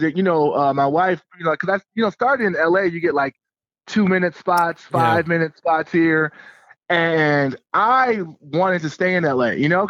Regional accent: Southfield, Michigan, United States; also born or lived in Los Angeles; anytime I'm out of town, I like to say I'm from Detroit, but then some of the Detroit comedians are like, man, you're from Southfield.

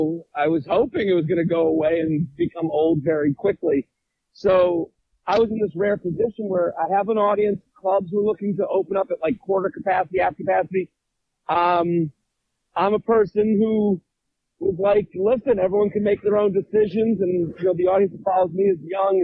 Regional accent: Needham, Massachusetts, United States; now in New York, United States; I'm from outside of Boston, a town called Needham

